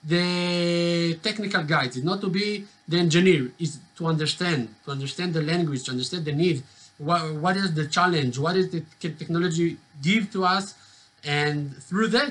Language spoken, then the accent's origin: English; Jerusalem, Jerusalem District, Israel; I'm from Jerusalem, born and raised